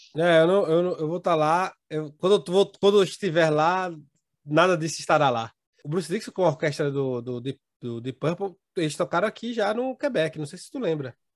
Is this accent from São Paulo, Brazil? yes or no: no; Recife, Pernambuco, Brazil; vai para minha terrinha, rapaz vai para Meterria, vai para Recife